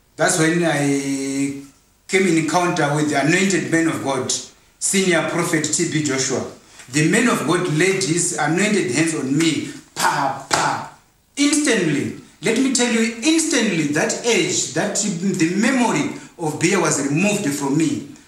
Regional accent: Zimbabwe; We are from Zimbabwe

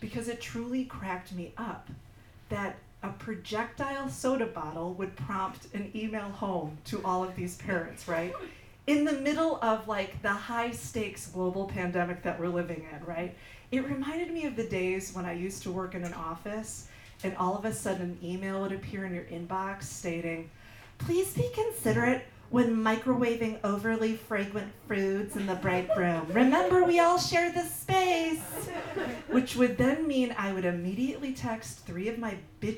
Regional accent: Michigan, United States; moved away; I'm from Michigan

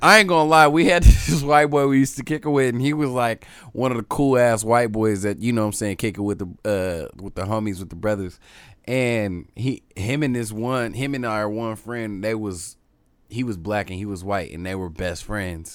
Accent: Tacoma, Washington, United States; I'm from Tacoma

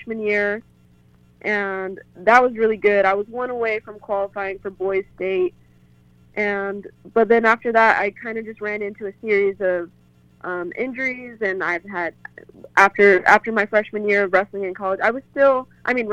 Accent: Denver, Colorado, United States; I'm from Denver

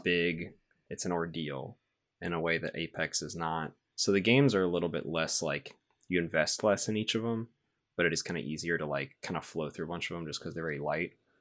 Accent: the South, United States; I'm from the South is where I'm from

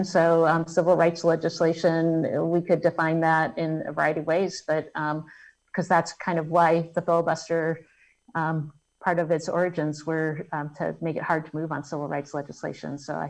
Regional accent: Selma, Alabama, United States; born there; I was born in Selma, Alabama.

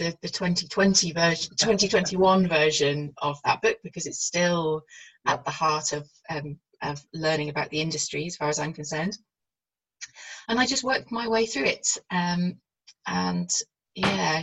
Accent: North Wales, United Kingdom; I grew up in North Wales and I'm bilingual

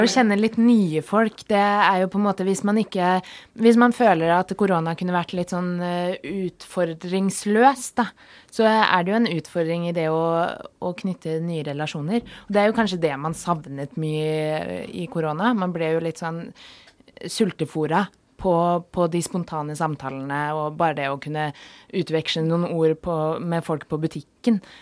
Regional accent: Oslo, Norway; moved away as an adult; now in Volda, Norway; jeg kom fra et studie hjemme i Oslo

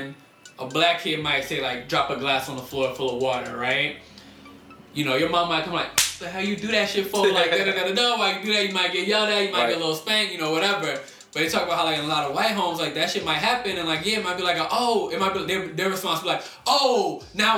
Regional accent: Silver Spring, Maryland, United States; moved away; I'm from Maryland originally, so this is, all this shit is taking place in Silver Spring, Maryland

